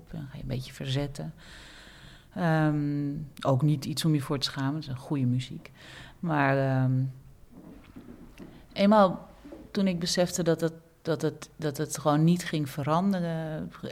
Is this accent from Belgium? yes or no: no; Suriname; als Surinamer nadenken, heb ik ook zulke automatismes in me? Ja, dat heb ik ook. Als een andere Surinamer op mij afstapt